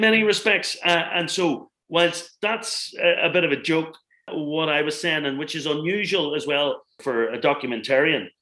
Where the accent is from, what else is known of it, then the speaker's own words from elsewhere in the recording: Northern Ireland, United Kingdom; where I come from, and I grew up in the Troubles here